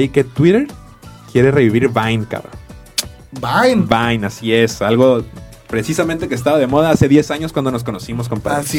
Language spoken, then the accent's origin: Spanish; Mexico; also born or lived in Guadalajara; soy un mexicano que la tortilla, la verdad.